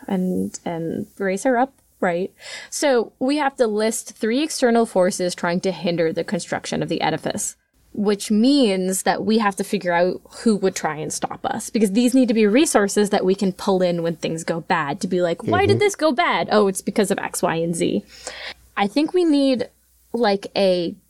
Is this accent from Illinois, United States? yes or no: no; New Hampshire, United States; It's from my home state